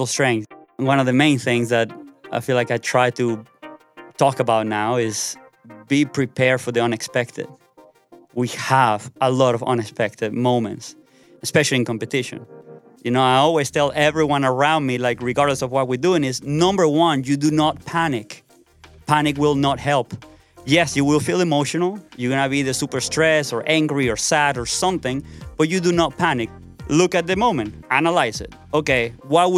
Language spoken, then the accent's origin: English; Caracas, Capital District, Venezuela; I'm from Caracas, Venezuela, and I'm a professional BMX rider.